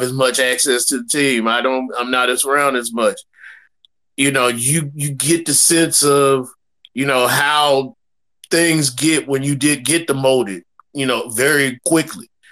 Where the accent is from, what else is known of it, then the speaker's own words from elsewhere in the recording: Nashville, Tennessee, United States; I'm from Nashville